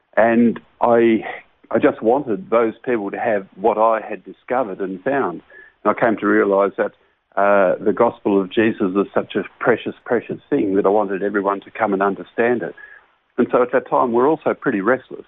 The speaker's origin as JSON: {"language": "English", "town": "Launceston", "region": "Tasmania", "country": "Australia", "tie": "born or raised there", "said": "I was born and raised in Launceston, Tasmania, and I'm, I'm still a resident of Launceston, Tasmania."}